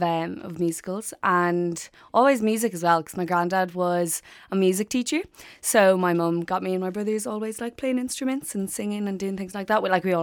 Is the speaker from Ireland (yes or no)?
yes; Dublin, Leinster, Ireland; I'm from Ranla and I'm in second year biology here in UCD.